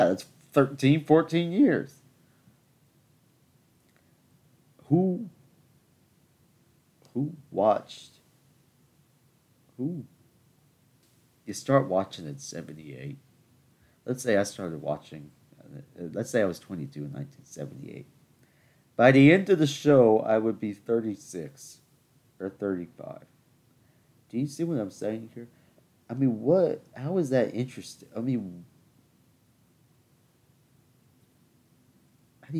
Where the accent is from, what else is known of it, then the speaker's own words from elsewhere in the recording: the South, United States; because I'm from the South, and that's how we speak down here.